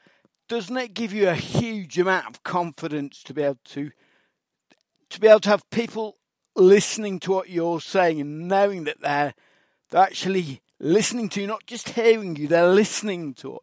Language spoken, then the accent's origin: English; Manchester, North West England, United Kingdom; accent: Mancunian; used to speak with a strong Mancunian accent that I picked up in primary school.